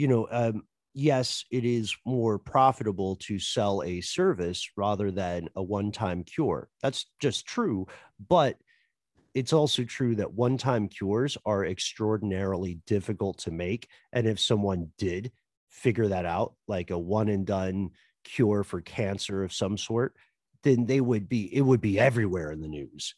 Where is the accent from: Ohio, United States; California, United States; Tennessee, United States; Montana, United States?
Tennessee, United States; accent: Tennessee; I have a Tennessee accent that comes out in words like mill and hill